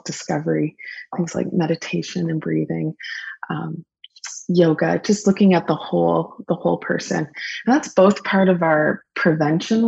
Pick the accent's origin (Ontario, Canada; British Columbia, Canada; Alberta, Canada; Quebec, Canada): Ontario, Canada; Lambton County; also born or lived in Guelph / Germany; I am rural born. I grew up in Lambton County.